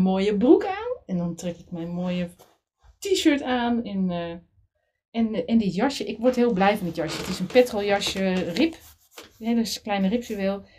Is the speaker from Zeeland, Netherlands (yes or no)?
yes; Middelburg, Zeeland, Netherlands; ik kom uit Zeeland, Middelburg, een beetje provinciaal